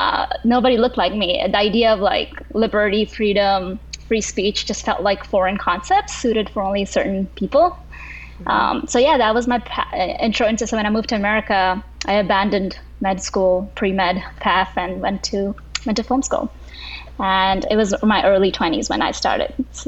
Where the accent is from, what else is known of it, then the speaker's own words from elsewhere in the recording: Kuwait; And part of the reason was because I grew up in Kuwait as daughter of South Asian parents.